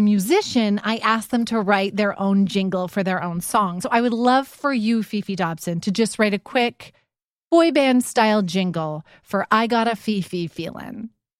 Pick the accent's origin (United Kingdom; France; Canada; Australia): Canada; I'm Canadian, and so I pronounce all French shit how it should be pronounced.